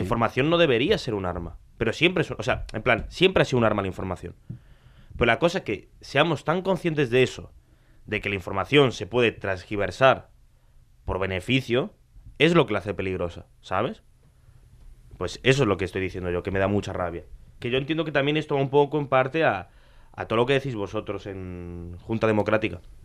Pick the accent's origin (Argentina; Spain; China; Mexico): Argentina; yo soy argentino. Yo tengo ascendencia italiana